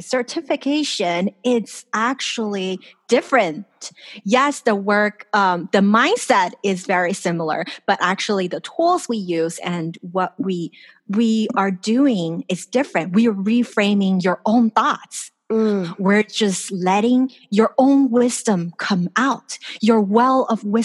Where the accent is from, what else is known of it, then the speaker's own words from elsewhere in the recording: Los Angeles, California, United States; moved away as an adult; now in Taiwan; I grew up in California. I grew up in Los Angeles, and my parents are there.